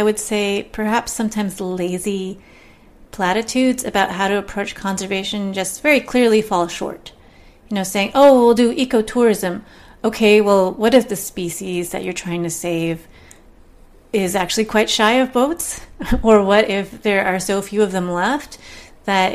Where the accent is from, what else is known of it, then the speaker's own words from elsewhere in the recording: Southern California, United States; I'm from Southern California